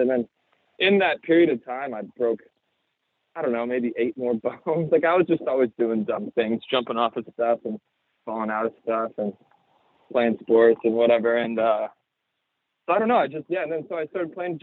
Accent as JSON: {"language": "English", "town": "Bend", "region": "Oregon", "country": "United States", "tie": "born or raised there", "moved": "yes", "lives_now": "Los Angeles, United States", "said": "I grew up in Bend, Oregon"}